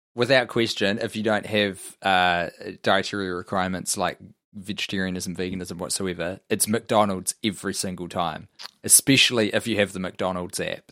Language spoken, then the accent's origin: English; New Zealand; I'm a New Zealander